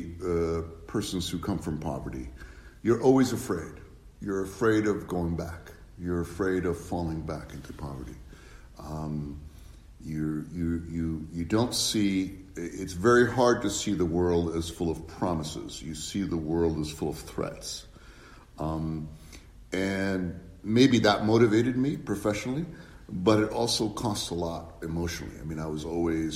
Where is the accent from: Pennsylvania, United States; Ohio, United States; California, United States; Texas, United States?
Pennsylvania, United States; Erie; also born or lived in Cuba / Spain; we moved where my mom was an adjunct teacher, did not make very much money, in Erie, Pennsylvania, which is a small ex-industrial town in Pennsylvania. I lived in housing projects